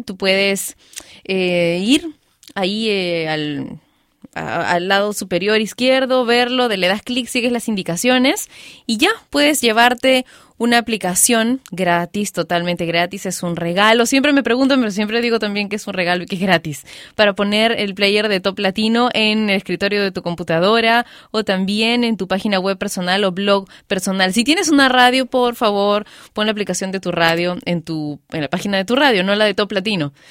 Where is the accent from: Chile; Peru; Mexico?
Peru